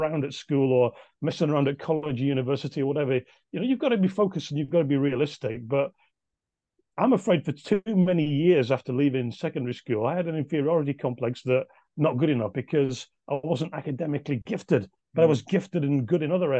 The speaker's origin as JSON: {"language": "English", "town": "Nelson", "region": "North West England", "country": "United Kingdom", "tie": "born or raised there", "said": "incredible happy memories of childhood in Nelson."}